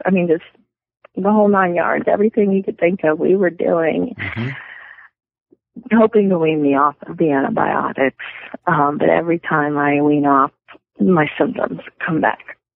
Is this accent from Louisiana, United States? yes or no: yes; Louisiana, United States; moved away as an adult; now in Montana, United States; we were both born and raised down there